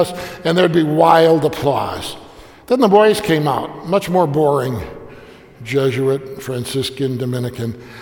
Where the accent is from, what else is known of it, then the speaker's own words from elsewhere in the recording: Bari, Apulia, Italy; moved away; I say, Puglia, Bari